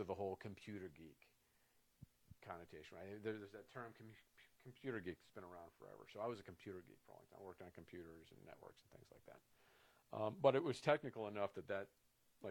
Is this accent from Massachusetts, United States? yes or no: no; California, United States; I grew up in California